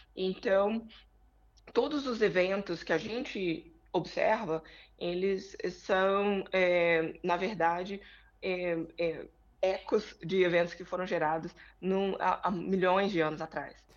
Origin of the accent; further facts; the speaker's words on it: Brazil; moved away as an adult; now in United States; voltei para o Brasil e concluí o, o, o doutorado em 2010